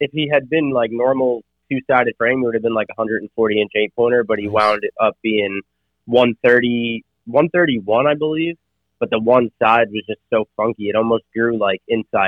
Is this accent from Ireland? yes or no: no; Long Island, New York, United States; moved away as an adult; also born or lived in Boston / Virginia; now in North Carolina, United States; I'm originally from Long Island, New York